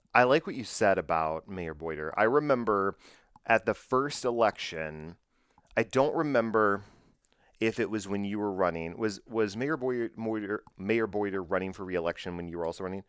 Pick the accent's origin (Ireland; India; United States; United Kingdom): United States; Bedford, Texas; my hometown, Bedford, Texas.